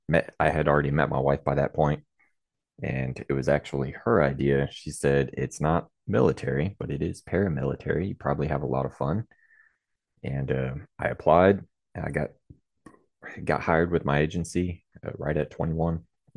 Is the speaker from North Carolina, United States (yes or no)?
no; Texas, United States; So I grew up in Central Texas. My dad was military. He retired from the U.S. Army.